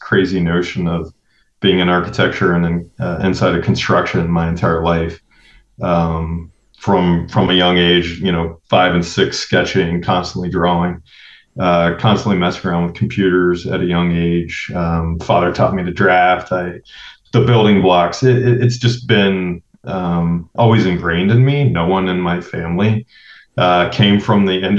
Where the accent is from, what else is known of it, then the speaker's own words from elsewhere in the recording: Ohio, United States; now in Oakland, United States; when I go back to Ohio, where I'm from